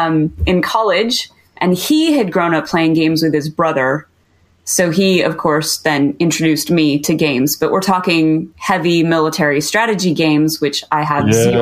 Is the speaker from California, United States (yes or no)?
yes; Riverside, California, United States; moved away; also born or lived in Orange, California / Colorado; I grew up in Southern California. I was born in Orange, grew up in Riverside, and went to high school in Norco.